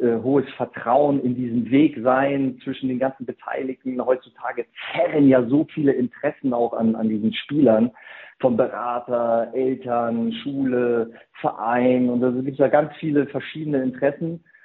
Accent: Germany; bei uns in Deutschland

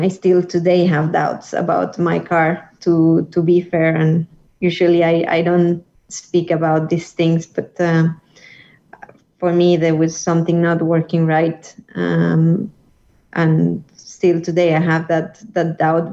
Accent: Colombia; my hometown in Colombia

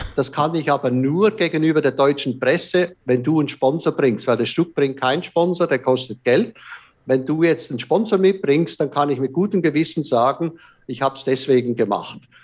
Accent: Switzerland; ich als Schweizer

